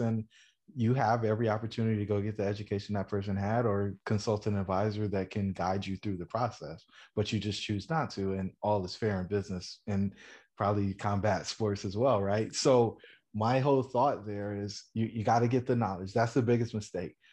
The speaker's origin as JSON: {"language": "English", "town": "Fayetteville", "region": "North Carolina", "country": "United States", "tie": "born or raised there", "said": "I grew up in Fayetteville, North Carolina, the son of a soldier."}